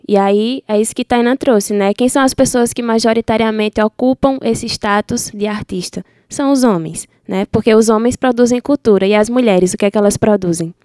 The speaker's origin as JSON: {"language": "Portuguese", "area": "Sertão do Pajeú", "region": "Pernambuco", "country": "Brazil", "said": "sou do Sertão do Pajeú"}